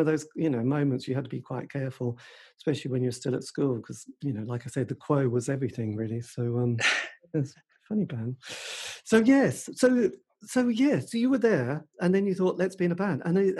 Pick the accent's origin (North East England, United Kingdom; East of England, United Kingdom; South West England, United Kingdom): East of England, United Kingdom; Suffolk; I was brought up in Suffolk.